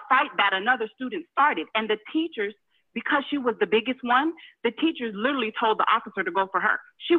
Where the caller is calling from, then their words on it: Houston, Texas, United States; I'm from Houston.